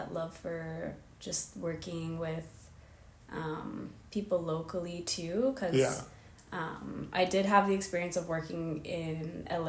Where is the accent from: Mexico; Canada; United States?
Canada; Calgary, Alberta; born and raised in Calgary